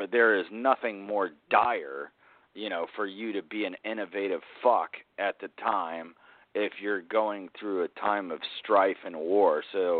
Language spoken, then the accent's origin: English; South Carolina, United States; where I grew up in South Carolina, because like it was like an hour from Charleston, which was like essentially like the hub of the South back then